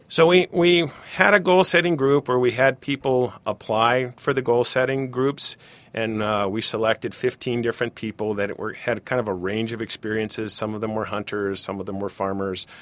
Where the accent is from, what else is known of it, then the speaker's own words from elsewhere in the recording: Cincinnati, Ohio, United States; also born or lived in Michigan; now in Bemidji, United States; I grew up in Cincinnati, Ohio